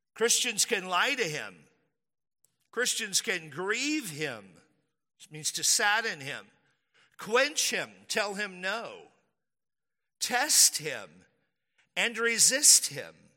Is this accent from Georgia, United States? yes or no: no; Texas, United States; I'm from Texas.